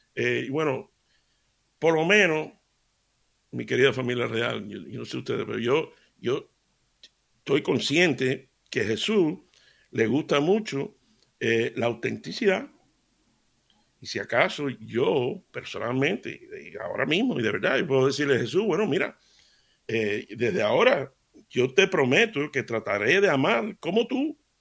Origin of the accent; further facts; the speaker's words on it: Seville, Andalusia, Spain; yo me crié en Sevilla